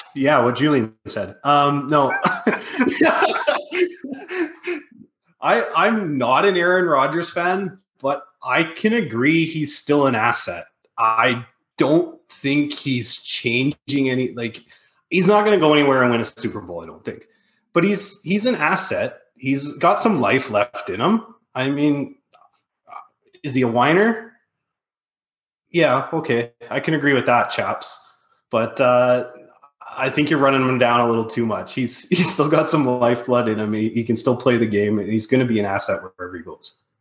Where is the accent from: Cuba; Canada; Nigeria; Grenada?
Canada; I'm Canadian